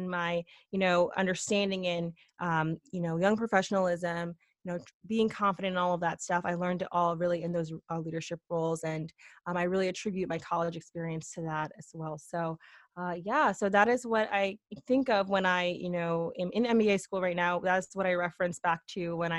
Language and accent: English; Connecticut, United States; also born or lived in Boston, Massachusetts; I'm from Connecticut, went to University of Connecticut, stayed in state